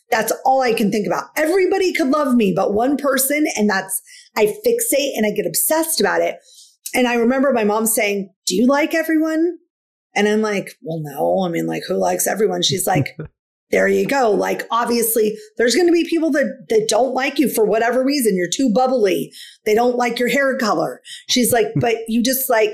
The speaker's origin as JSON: {"language": "English", "region": "Washington", "country": "United States", "said": "I'm from Washington State."}